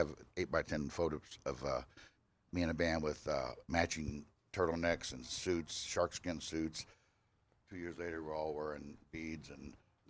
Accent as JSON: {"language": "English", "town": "Blue Springs", "region": "Missouri", "country": "United States", "tie": "born there", "said": "I was born in Blue Springs."}